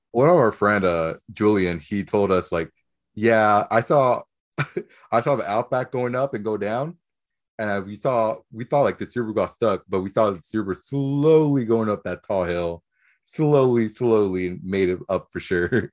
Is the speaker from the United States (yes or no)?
no; Nicaragua; moved away; Where I'm from, I'm from Nicaragua.